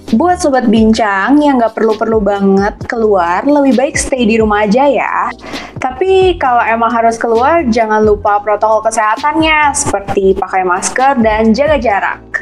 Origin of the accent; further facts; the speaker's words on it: Pekanbaru, Riau, Indonesia; now in Jakarta, Indonesia; Kalau aku masih di daerah asalku sih Del, dari Pekanbaru.